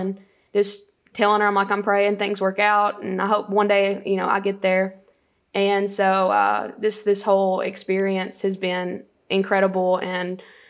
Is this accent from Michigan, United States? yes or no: no; Winchester, Tennessee, United States; So I grew up in Grootley Lager, Tennessee, and Winchester, Tennessee later on. But so growing up, small town